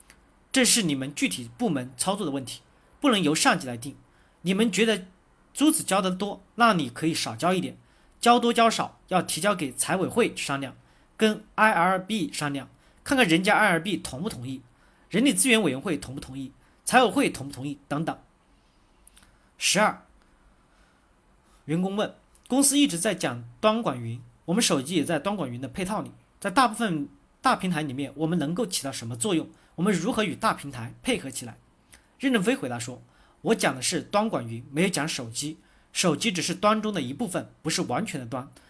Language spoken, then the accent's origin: Chinese; China; 跟我们中国人做的搜狗、百度输入法差得很远